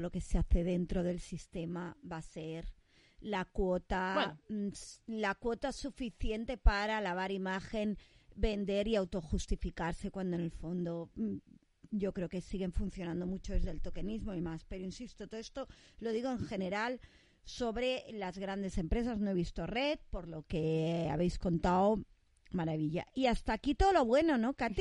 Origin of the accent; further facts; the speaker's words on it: Catalonia, Spain; somos catalanas.